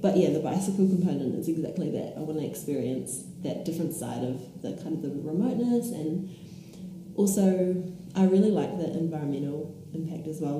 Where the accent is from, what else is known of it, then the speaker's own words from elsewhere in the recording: New Zealand; moved away; I'm from New Zealand, not Australia